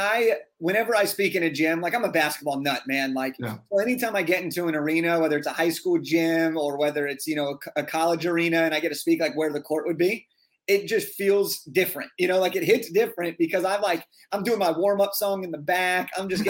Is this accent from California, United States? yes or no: yes; Santa Clarita, California, United States; also born or lived in Santa Monica; I grew up in a town called Santa Clarita, which is by Magic Mountain, Six Flags.